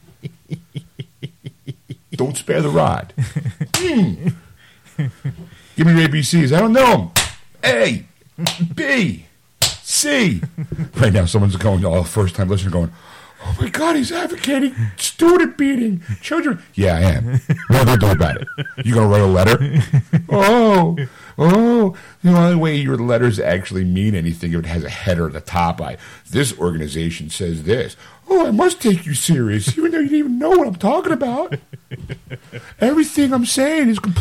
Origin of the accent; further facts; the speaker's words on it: United States; we're American